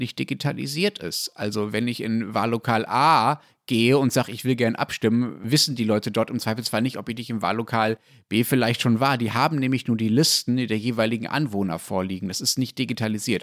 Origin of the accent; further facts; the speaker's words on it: Germany; ich als Deutscher